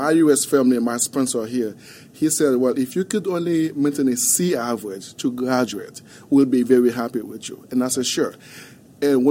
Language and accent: English; Haiti; English is a second language; moved away as an adult; also born or lived in Wichita Falls, Texas; now in Dallas, United States; As a kid growing up in Haiti